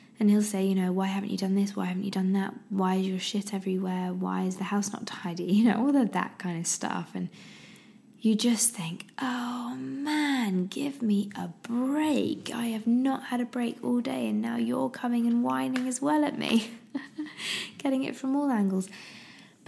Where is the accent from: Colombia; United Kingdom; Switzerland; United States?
United Kingdom; I'm very British, very, very British.